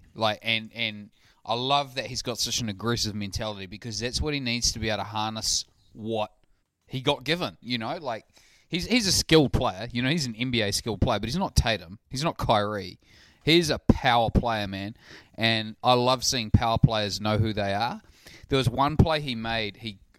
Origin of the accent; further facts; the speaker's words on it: New Zealand; I'm a New Zealander.